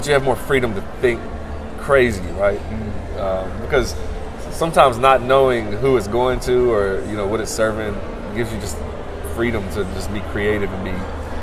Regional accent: the South, United States; I'm a Southerner

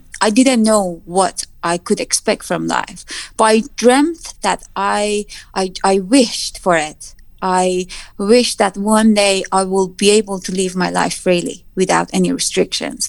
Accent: Tabriz, East Azerbaijan, Iran; English is a second language; moved away as an adult; also born or lived in Mashhad; now in United Kingdom; I was born in Tabriz and raised in Tabriz and then moved to Mashhad

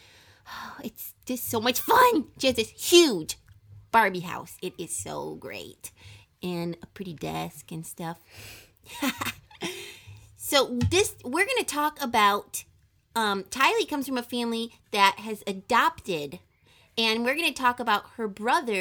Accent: United States; I was born in America, too

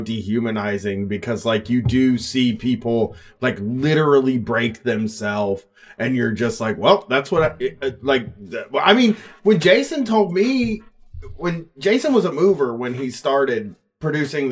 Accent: Columbus, Ohio, United States; In my hometown area of Columbus

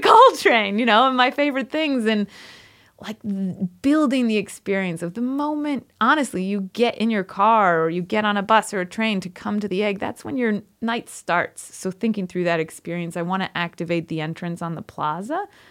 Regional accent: outside of Rochester, New York, United States; also born or lived in Poughkeepsie, New York / Brooklyn, New York; I grew up outside of Rochester, New York, so I'm upstate New York through and through.

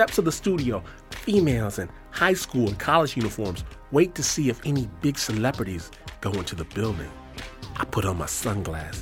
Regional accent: Detroit, Michigan, United States; moved away as an adult; now in Hikone, Japan; I'm from Detroit

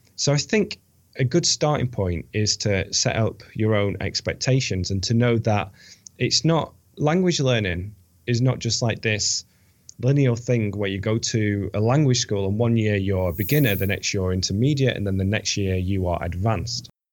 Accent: United Kingdom; moved away as an adult; also born or lived in Bilbao, Spain / Valencia, Spain; now in United States; I'm British.

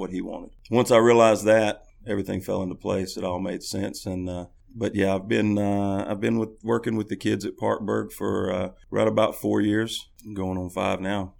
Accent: Haywood County, Tennessee, United States; moved away as an adult; now in Jackson, United States; I'm originally from Haywood County.

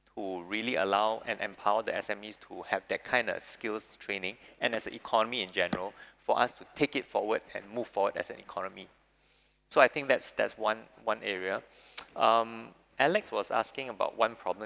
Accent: Singapore; people born, born and bred in Singapore

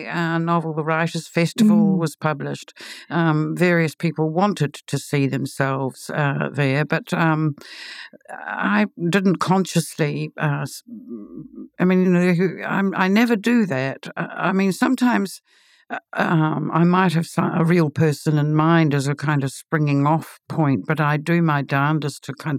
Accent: Auckland, New Zealand; I was born in Auckland, and I have lived in Auckland nearly all of my life, with only brief periods in Christchurch and in Sydney.

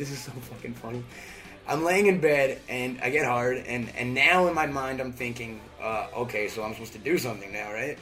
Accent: Long Island, New York, United States; I'm a Jew from Long Island

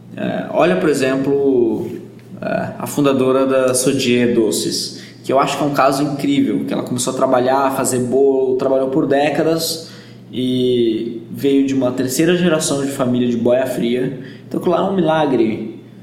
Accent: Bragança Paulista, São Paulo, Brazil; also born or lived in Jordan; eu sou de Bragança Paulista, no interior de São Paulo

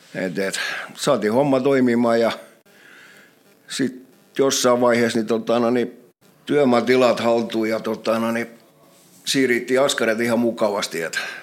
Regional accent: Turku, Southwest Finland, Finland; also born or lived in Karis / Ekenäs; puolen vuoden ikäisenä ollaan muutettu Turkuun. Turkuun ja sitten Turussa täällä mä olen ollut

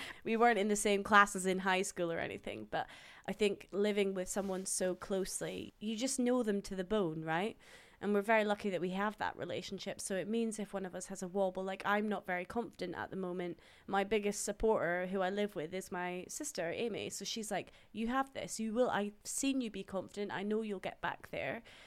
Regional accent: Dundee, Scotland, United Kingdom; moved away as an adult; also born or lived in Houston, Texas / Birmingham; now in London, United Kingdom; I was born in Houston, Texas, and then I moved over to Dundee in Scotland, where I grew up

